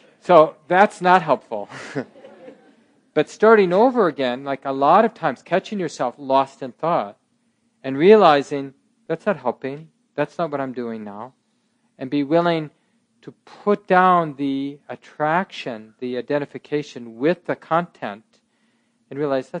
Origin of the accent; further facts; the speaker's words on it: Minneapolis, Minnesota, United States; I was born in 1958, I grew up in North Minneapolis